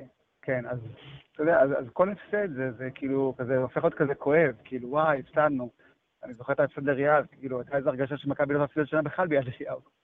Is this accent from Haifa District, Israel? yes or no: no; Jerusalem, Jerusalem District, Israel; אני כירושלמי